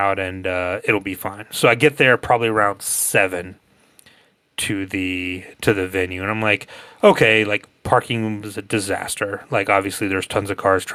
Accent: Northwest Georgia, United States; also born or lived in Athens, Georgia; I grew up in Northwest Georgia, about an hour from Atlanta

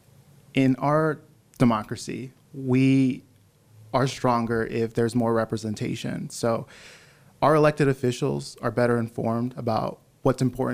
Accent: Nampa, Idaho, United States; I grew up in Nampa, Idaho, and I went to school there.

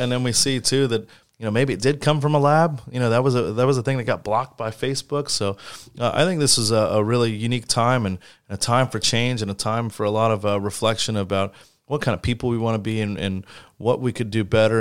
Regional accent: St. Petersburg, Florida, United States; running for mayor of my hometown

